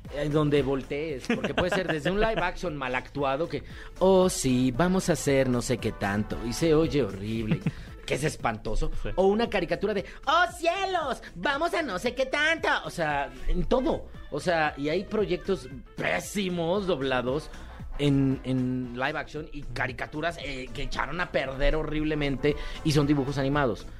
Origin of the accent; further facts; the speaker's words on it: Mexico; soy mexicano